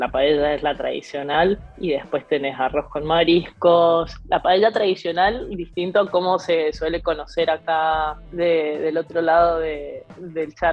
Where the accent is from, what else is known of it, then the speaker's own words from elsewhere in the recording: Argentina; Nosotros somos bastante argentinos en, la manera de, vivir y de relacionarnos a pesar de estar fuera.